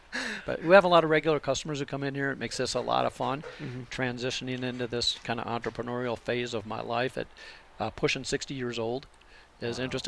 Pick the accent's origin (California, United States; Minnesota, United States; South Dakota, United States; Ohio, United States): South Dakota, United States; moved away as an adult; also born or lived in Atlanta, Georgia / Tampa, Florida / Austin, Texas; now in Pinetop, United States; I was born and raised in South Dakota.